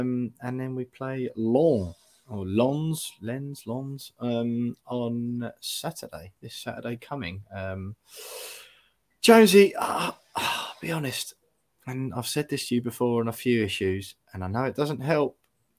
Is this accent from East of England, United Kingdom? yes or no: yes; South Woodham Ferrers, East of England, United Kingdom; my hometown of Southwood and Ferrers.